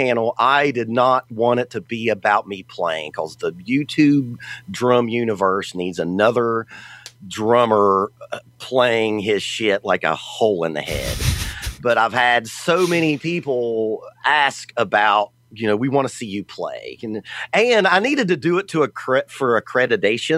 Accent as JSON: {"language": "English", "region": "the South", "country": "United States", "said": "I'm from the South, obviously. This accent definitely ain't New Jersey"}